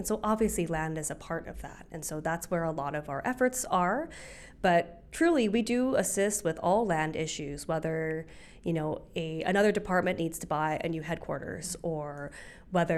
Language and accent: English; Hawaii, United States; I'm from Hawaii.